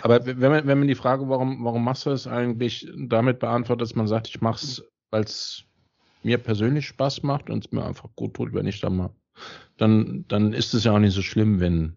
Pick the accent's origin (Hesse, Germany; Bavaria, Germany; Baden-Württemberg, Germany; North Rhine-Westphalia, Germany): Hesse, Germany; Darmstadt; uns People aus Darmstadt